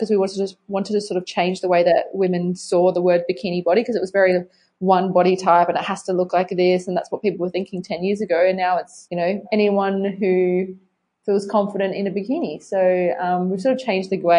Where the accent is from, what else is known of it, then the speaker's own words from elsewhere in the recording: Adelaide, South Australia, Australia; growing up in Adelaide